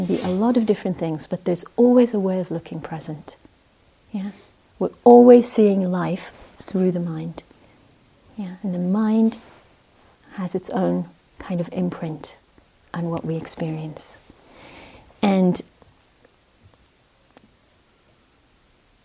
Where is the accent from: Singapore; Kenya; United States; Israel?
Israel; moved away; I grew up in Israel